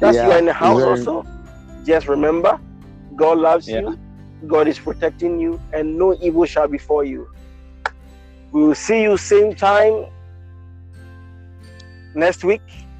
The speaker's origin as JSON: {"language": "English", "country": "Ghana", "moved": "yes", "lives_now": "India", "said": "I'm a Ghanaian. But for now, I'm based in India"}